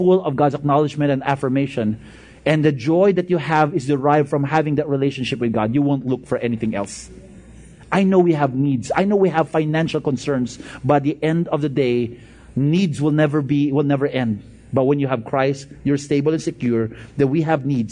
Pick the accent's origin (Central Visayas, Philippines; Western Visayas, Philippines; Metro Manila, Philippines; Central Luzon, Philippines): Western Visayas, Philippines; Bacolod; moved away; I came from Bacolod.